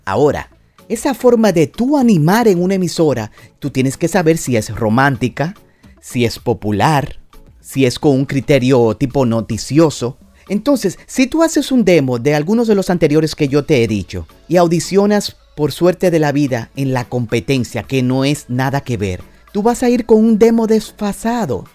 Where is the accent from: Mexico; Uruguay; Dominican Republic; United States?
Dominican Republic; como decimos en mi país, en República Dominicana